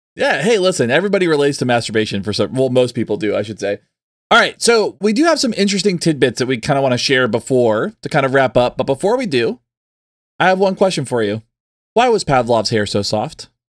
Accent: the South, United States; also born or lived in Texas; growing up in the South

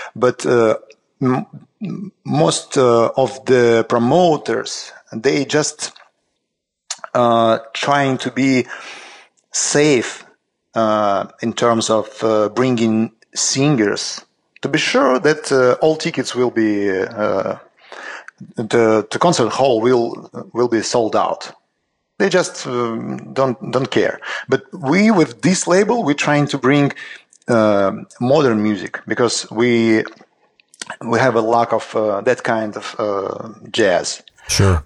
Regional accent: Saint Petersburg, Russia; we just launched a uh, new just record label in Saint Petersburg, in my hometown

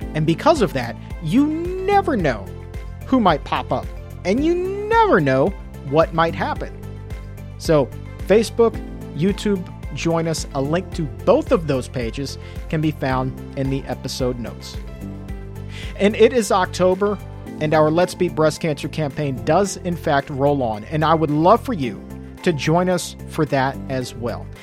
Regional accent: the South, United States; I'm from the South as well

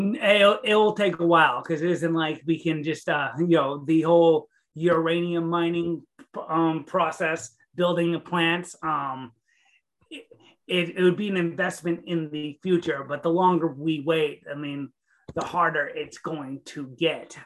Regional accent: Maine, United States; also born or lived in Staten Island, New York; I'm a New Englander. I was raised in Maine, so about as far away from California as you can get

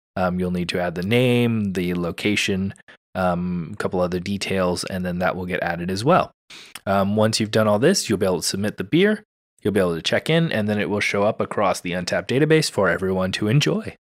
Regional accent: California, United States; as a Californian

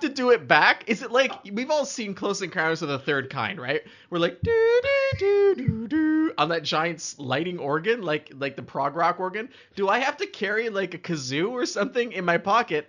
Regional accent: Canada; as a Canadian, I like to feel like I've experienced cold before.

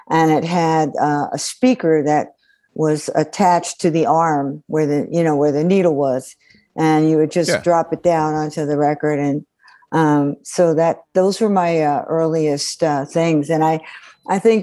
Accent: Hawthorne, New Jersey, United States; also born or lived in Miami, Florida; I was born actually in Miami, but I grew up in Hawthorne, New Jersey, which is just outside of Paterson

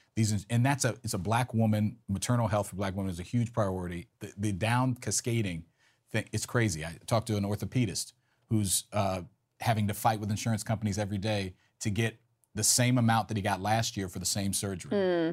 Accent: Maryland, United States; I'm homegrown. Look, born and raised in Maryland

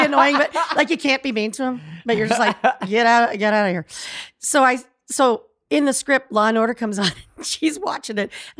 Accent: Hawaii, United States; born there; also born or lived in Florida, United States / Bangkok, Thailand / Nuremberg, Germany / Munich, Germany; So I was born in Hawaii, moved to Florida just for like a year. Moved back to Hawaii, moved to Bangkok, moved to Nuremberg, moved to Munich, went to college in Boston, went back and forth.

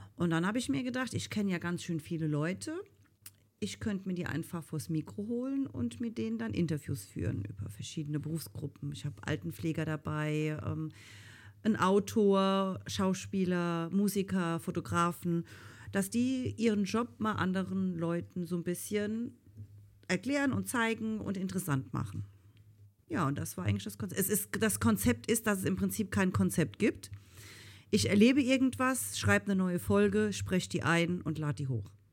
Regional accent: Rhineland-Palatinate, Germany; ich komme ja aus Rheinland-Pfalz. Und ähm, eigentlich hört man das auch

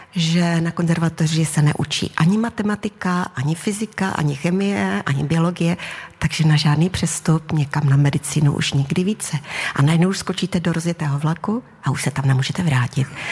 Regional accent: Havířov, Moravian-Silesian Region, Czechia; moved away as an adult; also born or lived in Karviná; now in Olomouc, Czech Republic; tam jsem žila do 23 let. A prostě já tím srdcem jsem pořád ta havířovačka

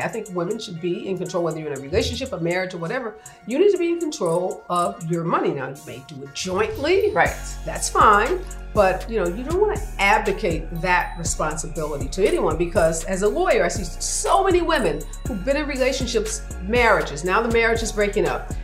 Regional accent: St. Louis, Missouri, United States; I grew up in St. Louis, mm-hmm. in uh, what uh, is considered the north side of St. Louis.

